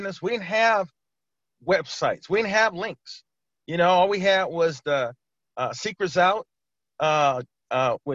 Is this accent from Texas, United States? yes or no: no; California, United States; moved away as an adult; now in Maryland, United States; I'm originally from California